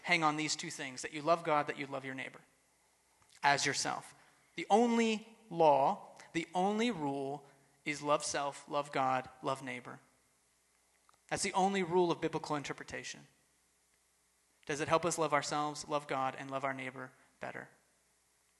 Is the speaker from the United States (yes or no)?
yes; Texas, United States; I grew up in Texas, so the rules were don't cuss or drink or chew or go with girls who do.